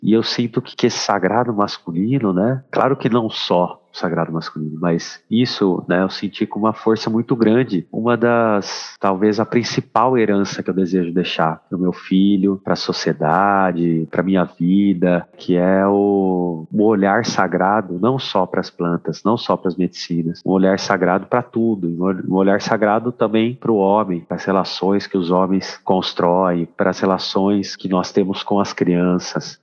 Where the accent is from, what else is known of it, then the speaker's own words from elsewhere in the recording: Brazil; sou do Brasil